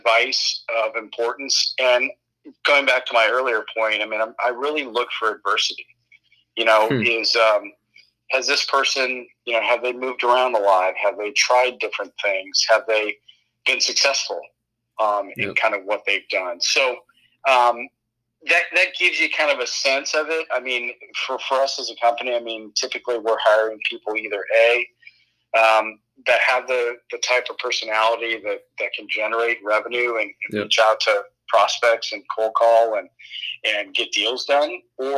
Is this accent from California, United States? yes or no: yes; San Diego, California, United States; moved away as an adult; also born or lived in Colorado / Denver; I'm from San Diego originally